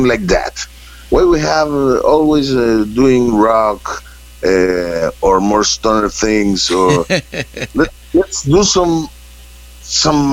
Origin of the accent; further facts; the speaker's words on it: Santiago, Santiago Metropolitan Region, Chile; English is a second language; we are from Chile. This is the last place in the planet where this country just almost touched Antarctica, the South Pole of the world. And we are from the capital city, Santiago, and we grow up in a society